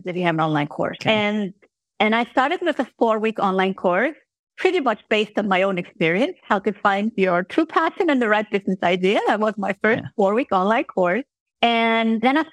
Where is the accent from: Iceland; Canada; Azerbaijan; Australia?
Iceland; moved away as an adult; now in Switzerland; I am from Iceland originally, and then I had moved to Switzerland to be with my husband